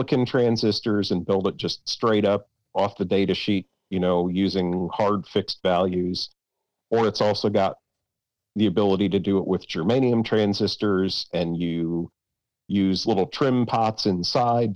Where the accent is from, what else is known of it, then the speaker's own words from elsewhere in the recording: Toledo, Ohio, United States; I grew up in the Polish part of Toledo